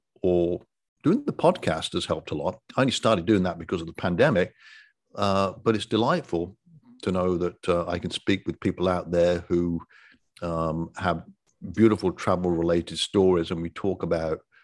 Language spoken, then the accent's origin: English; Coventry, West Midlands, United Kingdom; moved away as an adult; now in Destin, United States; I have an accent because I was born and raised in Coventry, England